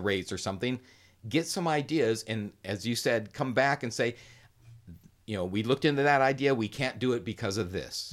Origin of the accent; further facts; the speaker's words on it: Riverside, California, United States; I was born and raised here in Riverside